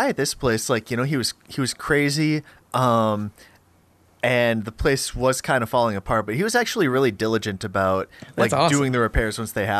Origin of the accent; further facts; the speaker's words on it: Grand Forks, North Dakota, United States; in Grand Forks, which is this like little iceberg on the prairie in North Dakota.